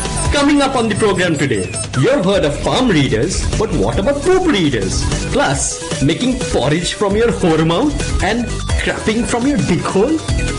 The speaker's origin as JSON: {"language": "English", "region": "Delhi", "country": "India", "tie": "born or raised there", "said": "When I was growing up in Delhi, I had to get a physical for like school or something."}